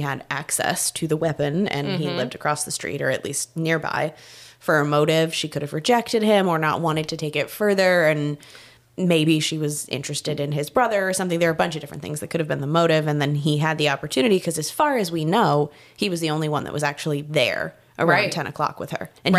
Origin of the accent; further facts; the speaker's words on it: Massachusetts, United States; I didn't grow up in Connecticut, but growing up in Massachusetts